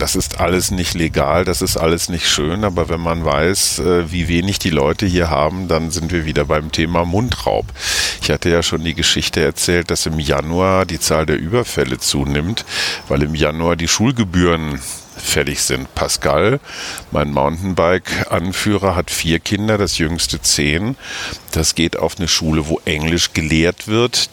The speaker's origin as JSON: {"language": "German", "country": "Germany", "said": "Bei uns in Deutschland"}